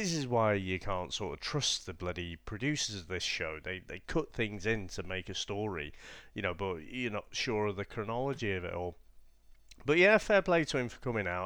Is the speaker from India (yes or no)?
no; England, United Kingdom; us being English